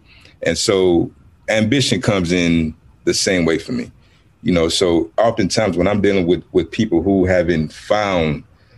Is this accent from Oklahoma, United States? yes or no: no; Houston, Texas, United States; also born or lived in Cameroon; I grew up, I was born in Cameroon. I grew up on the south side of Houston, Texas, and I've been a nomad my whole life.